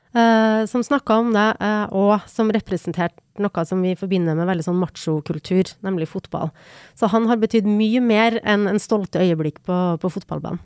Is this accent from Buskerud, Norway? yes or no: no; Trondheim, Trøndelag, Norway; den stoltheten som han bidro til at vi hadde som, som trøndere